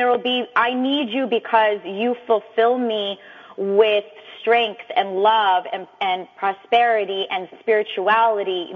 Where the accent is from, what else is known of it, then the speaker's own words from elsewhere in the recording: New York City, New York, United States; moved away as an adult; now in Yonkers, United States; I'm from the Bronx, New York, but I reside in Westchester right now in Yonkers